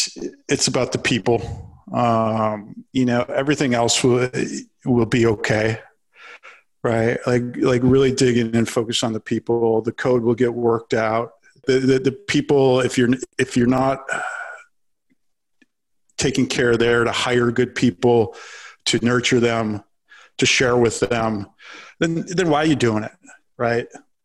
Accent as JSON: {"language": "English", "region": "Minnesota", "country": "United States", "said": "I actually live in North Carolina now, so I'll do props to. I am a Minnesotan forever in my heart, but I live in North Carolina"}